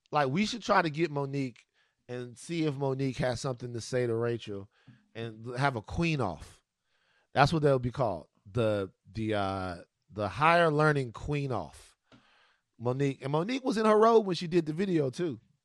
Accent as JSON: {"language": "English", "region": "Louisiana", "country": "United States", "tie": "born or raised there", "said": "the Mardi Gras situation um, that goes on goes on in my home state"}